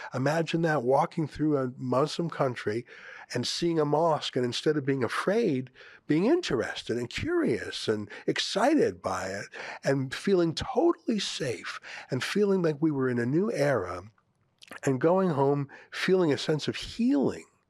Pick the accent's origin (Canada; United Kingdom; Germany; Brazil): Canada; I'm a Canadian first. I'm fourth generation Canadian. This is my home